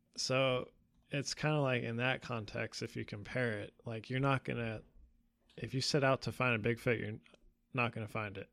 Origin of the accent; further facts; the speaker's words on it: California, United States; we grew up together in California